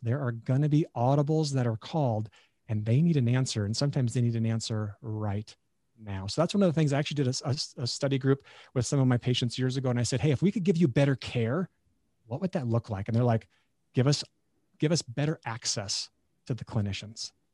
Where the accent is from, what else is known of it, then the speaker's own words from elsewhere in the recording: Beulah, North Dakota, United States; moved away as an adult; also born or lived in Nebraska; being a North Dakotan